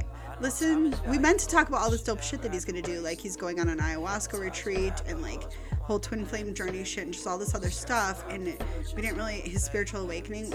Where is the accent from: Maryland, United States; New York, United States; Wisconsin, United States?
Wisconsin, United States; Milwaukee; accent: white girl Wisconsin; I grew up in Milwaukee, Wisconsin